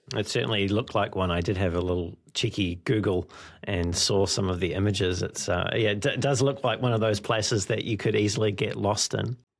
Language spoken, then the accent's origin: English; New Zealand; my home country of New Zealand